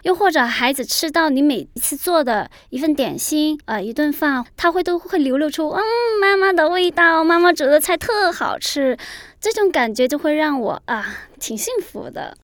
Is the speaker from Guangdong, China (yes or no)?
yes; Guangzhou, Guangdong, China; 今年三十七岁了。我是一个广州人